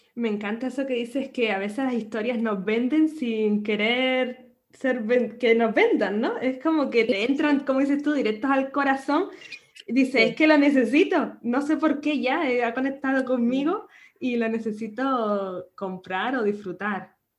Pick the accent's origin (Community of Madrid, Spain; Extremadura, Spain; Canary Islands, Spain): Canary Islands, Spain; nacida en Canarias